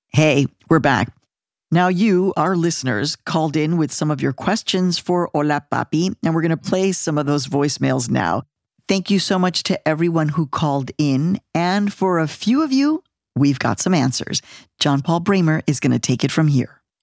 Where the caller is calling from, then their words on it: Los Angeles, California, United States; I'm calling from Los Angeles